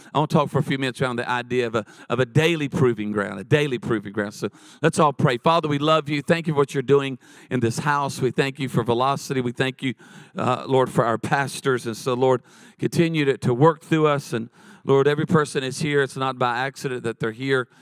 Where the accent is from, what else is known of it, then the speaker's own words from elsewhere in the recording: Charlotte, North Carolina, United States; now in San Diego, United States; I was born in Charlotte